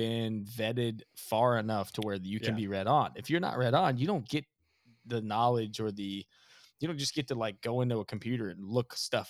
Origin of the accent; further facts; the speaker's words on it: Alabama, United States; moved away; also born or lived in Texas; I'm from Alabama.